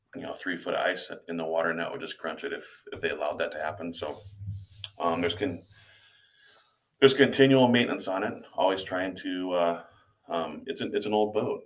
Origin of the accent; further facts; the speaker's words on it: Hartley, Iowa, United States; also born or lived in Wayne, Nebraska; I grew up in Hartley, Iowa, which is about a half hour away from here